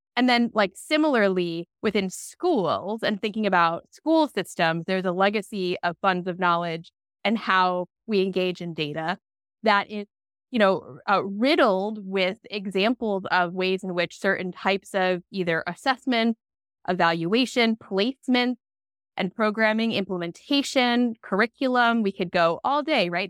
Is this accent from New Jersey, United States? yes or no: no; Long Island, New York, United States; I grew up on Long Island, New York